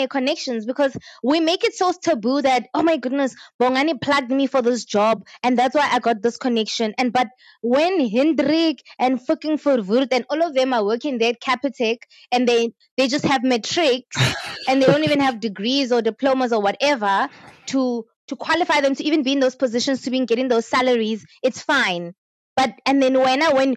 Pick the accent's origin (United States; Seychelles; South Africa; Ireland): South Africa